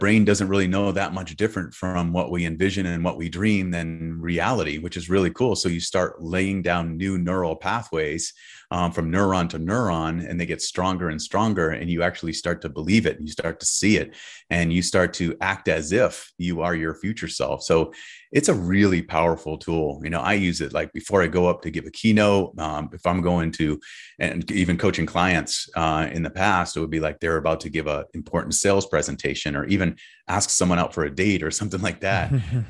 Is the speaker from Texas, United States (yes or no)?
no; California, United States; it sounds a little California woo-woo, but I'm from California, so I gotta bring it, right?